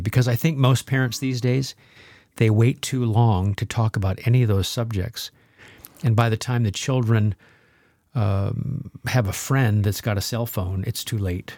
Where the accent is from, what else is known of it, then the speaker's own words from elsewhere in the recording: Nebraska, United States; by my house growing up in Nebraska